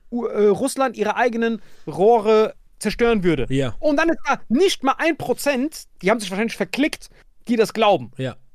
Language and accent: German; Morocco; German is a second language; Und bei uns in Marokko gibt es ja nicht.